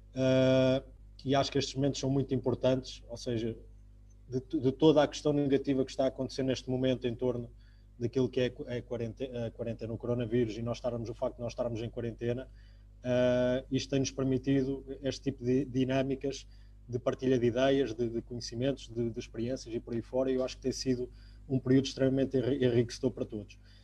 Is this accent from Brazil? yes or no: no; Coimbra, Centro, Portugal; o clube da minha cidade, de, de, Coimbra